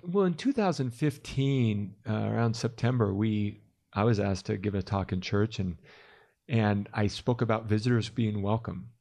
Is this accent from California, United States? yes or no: yes; Calabasas, California, United States; moved away as an adult; now in Utah, United States; I grew up in Calabasas, California